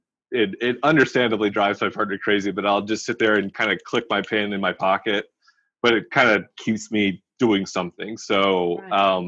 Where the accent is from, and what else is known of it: Arkansas, United States; born or raised there